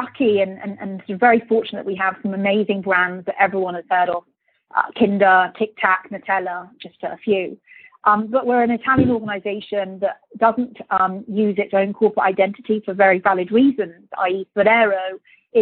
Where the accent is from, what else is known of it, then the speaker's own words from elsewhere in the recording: Birmingham, West Midlands, United Kingdom; moved away; also born or lived in Luxembourg / London; I'm a British person born in Birmingham. So very proud of being from Birmingham.